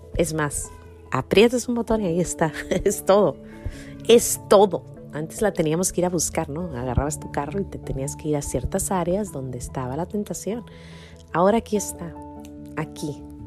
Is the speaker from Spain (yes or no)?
no; Mexico; moved away; una facilita que se daba mucho en mi pueblo